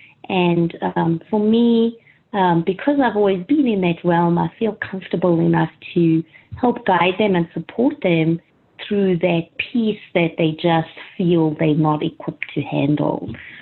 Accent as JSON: {"language": "English", "country": "South Africa", "tie": "born or raised there", "moved": "yes", "said": "I grew up in South Africa"}